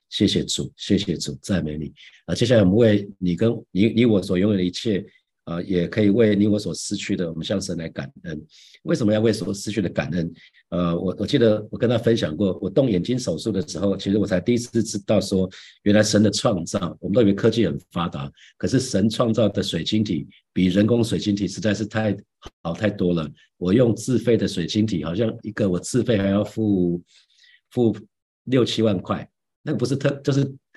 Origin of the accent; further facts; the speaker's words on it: Taiwan; 神让我们出生在台湾这块土地